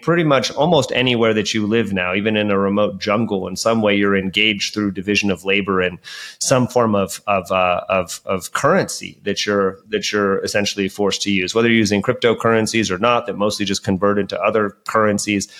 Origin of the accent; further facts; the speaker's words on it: Hayward, California, United States; also born or lived in Oakland, California; I grew up in the Bay Area of, of, of, Hayward and spent a lot of time in Oakland as well